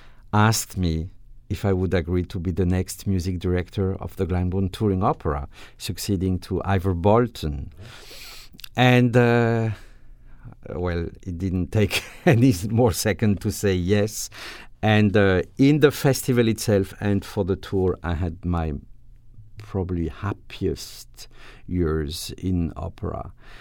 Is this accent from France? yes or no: yes; Grand Est, France; English is a second language; now in United States; Well, I'm French, as you said, but I'm a little bit different because I come from Alsace, which is, you know, changed.